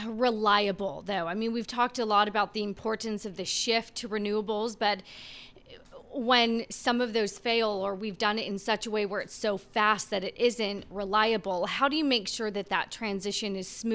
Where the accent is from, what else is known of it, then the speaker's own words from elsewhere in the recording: California, United States; In full disclosure, I'm from the Central Valley, and in the summer, we joke, we're politely asked to unplug our appliances because it's 105 degrees